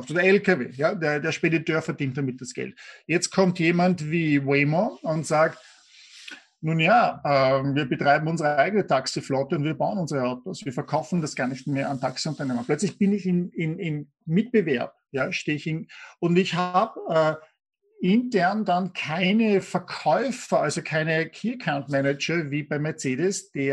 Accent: Austria; wenn ich als Österreicher oder, in Deutschland, wenn wir schauen, Eisenbahnsysteme

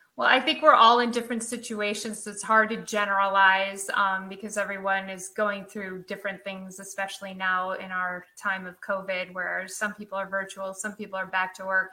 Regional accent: Midwest outside of Chicago, Illinois, United States; moved away; also born or lived in Seattle; growing up in Midwest outside of Chicago

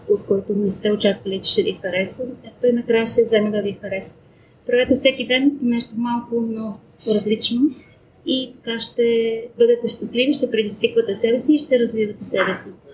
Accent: Bulgaria; Аз съм арменка, но съм родена в България

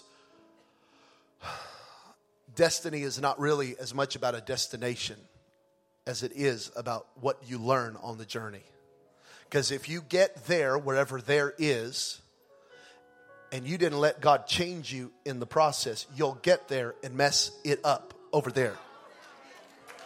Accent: California, United States; I'm from California.

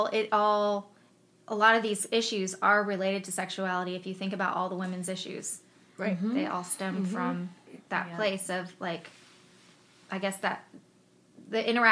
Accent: Los Angeles, California, United States; I grew up in Los Angeles, so it was all about your image

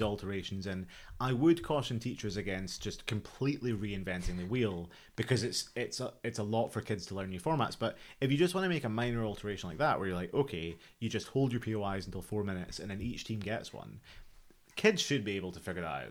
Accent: Scotland, United Kingdom; moved away; I'm, I'm from Scotland

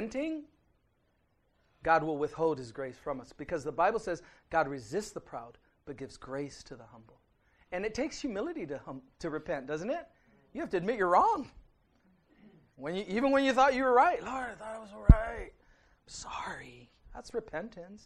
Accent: United States; I'm an American.

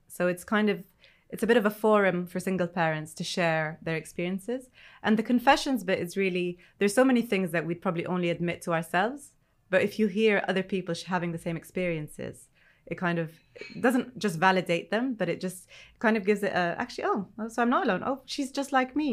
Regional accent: Egypt; now in United Kingdom; I'm originally not from the U K, I'm originally from Egypt

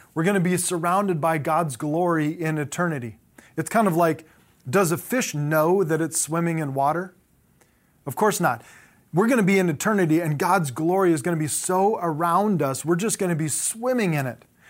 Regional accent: Southern California, United States; I grew up in Southern California

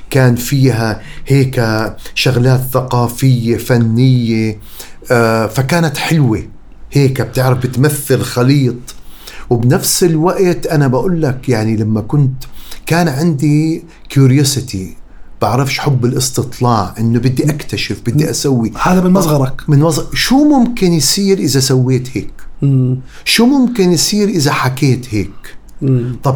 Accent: Amman, Amman Governorate, Jordan; also born or lived in Qatar; لا انا كبرت بقطر وبعدين بالاردن اوكي انا عيش ربيت بالويبدي انا جبل بحبه بحبه بحبه كثير

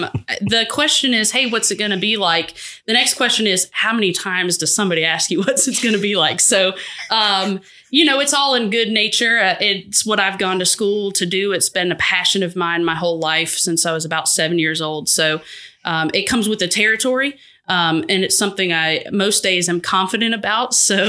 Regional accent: Hiram, Georgia, United States; also born or lived in Boston / Marietta; I was born in Boston, lived there till I was in my younger ages. We moved down to Marietta for a little bit. {S0} Okay. {S1} I graduated high school in Hiram, Georgia, which is Paulding County

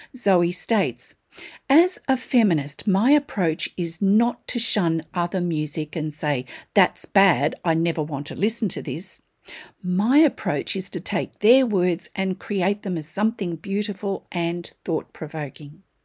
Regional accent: Australia; I'm an Australian textile artist

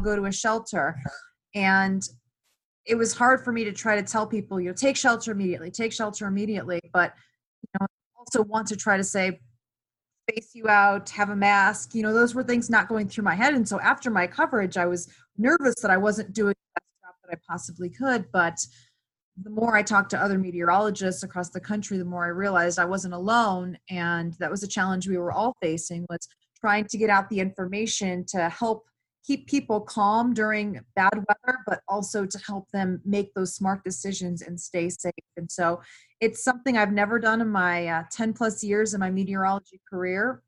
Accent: Cleveland, Ohio, United States; moved away as an adult; I grew up in Cleveland and I never had left Cleveland.

